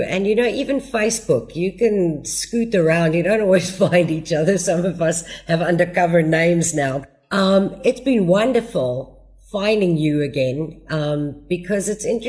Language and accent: English; Australia; also born or lived in United States / Germany; No, I was born in the States. I was actually very lucky. My dad had a job that took him overseas a lot. So we kind of grew up overseas in Australia and in Germany.